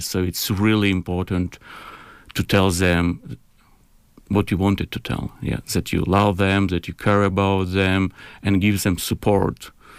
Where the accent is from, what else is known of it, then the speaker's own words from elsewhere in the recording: Kyiv, Ukraine; moved away as an adult; now in Cambridge, United Kingdom; I'm originally from Kyiv, from a capital.